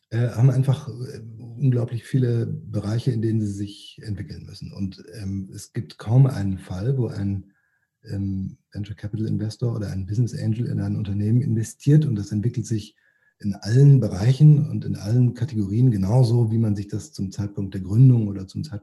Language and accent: German; Rhineland, Germany; Ähm, ja, ich bin eigentlich Rheinländer ähm, und als Rheinländer trinkt man ja Kölsch oder vielleicht sogar Alt.